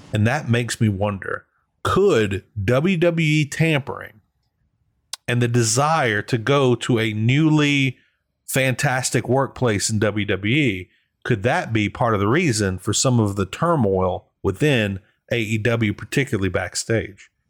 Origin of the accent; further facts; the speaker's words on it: New Orleans, Louisiana, United States; I'm from New Orleans